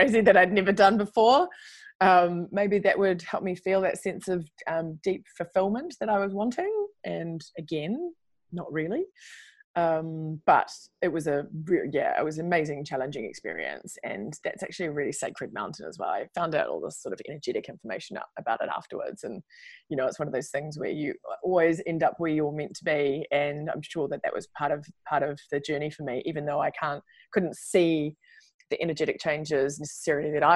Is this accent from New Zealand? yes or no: yes; New Zealand; moved away as an adult; also born or lived in New York / London; as New Zealander, we get the opportunity to go there and work